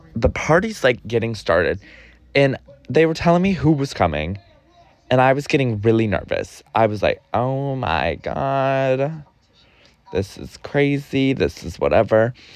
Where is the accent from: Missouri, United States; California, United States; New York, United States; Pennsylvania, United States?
New York, United States; I'm a New Yorker